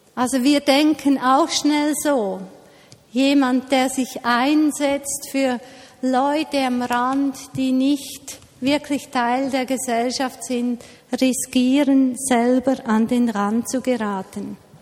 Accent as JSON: {"language": "German", "country": "Switzerland", "said": "bei uns in der Schweiz"}